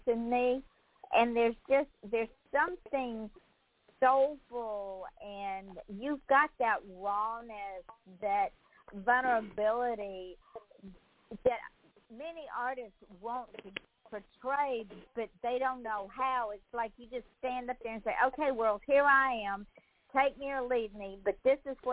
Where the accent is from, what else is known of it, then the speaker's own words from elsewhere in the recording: Georgia, United States; I'm from the Deep South, so I was raised with artists from the Deep South